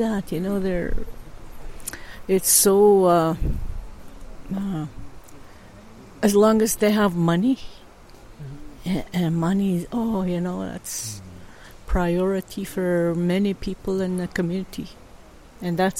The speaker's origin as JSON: {"language": "English", "area": "Hollow Water First Nation", "region": "Manitoba", "country": "Canada", "tie": "born or raised there", "said": "from Mala Water. I've lived here all my life. And I grew up on the reserve"}